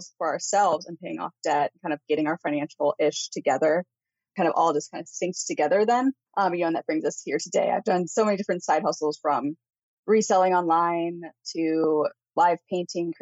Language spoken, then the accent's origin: English; Missouri, United States; moved away as an adult; now in Pacific Northwest, United States; we are from Missouri and the house that we had there was actually hers originally.